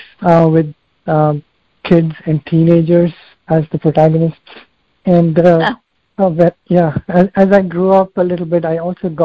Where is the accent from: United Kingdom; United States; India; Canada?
India; I grew up in India, so I used to play cricket a lot at that time while growing up